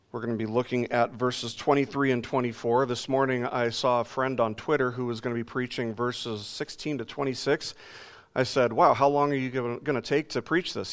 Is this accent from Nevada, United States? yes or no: yes; Las Vegas, Nevada, United States; moved away; in my years when I lived in Las Vegas, growing up in Vegas